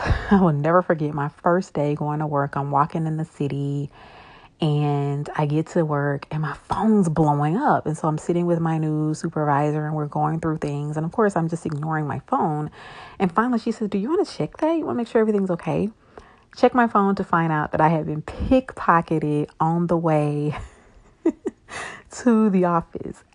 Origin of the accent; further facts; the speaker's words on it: Shreveport, Louisiana, United States; also born or lived in Monroe, Louisiana; I am originally from Shreveport, Louisiana.